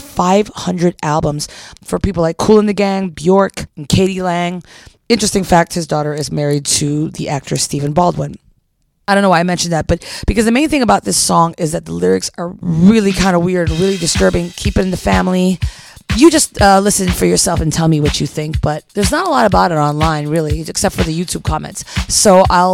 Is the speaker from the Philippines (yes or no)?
yes; Philippines; now in Chicago, United States; I am half Filipina. I grew up in the Philippines